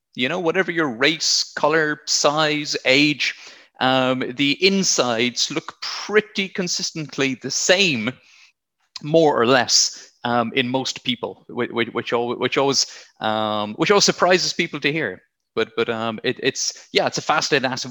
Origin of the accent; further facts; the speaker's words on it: Blarney, Munster, Ireland; moved away as an adult; also born or lived in South West England; now in England, United Kingdom; I'm from County Cork, from Blarney. I grew up near the Blarney Castle